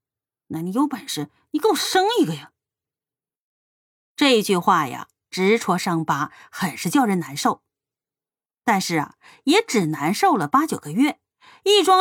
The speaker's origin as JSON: {"language": "Chinese", "region": "Northeast China", "country": "China", "tie": "born or raised there", "said": "在我的老家一个毗邻深山老林、名不见经传的东北小镇上，搬来了一户人家"}